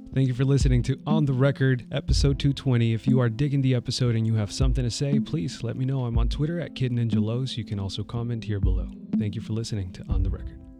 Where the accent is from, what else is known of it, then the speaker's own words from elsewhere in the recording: San Jose, California, United States; I'm from San Jose